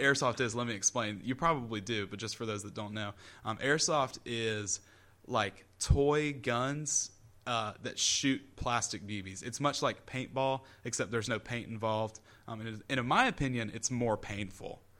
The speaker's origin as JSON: {"language": "English", "town": "Columbia", "region": "South Carolina", "country": "United States", "said": "I'm from Columbia"}